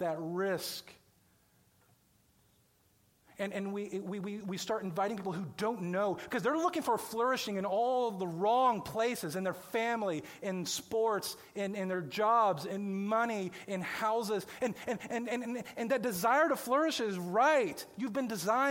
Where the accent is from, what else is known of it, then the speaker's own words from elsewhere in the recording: Johnson County, Kansas, United States; moved away as an adult; I grew up in Johnson County.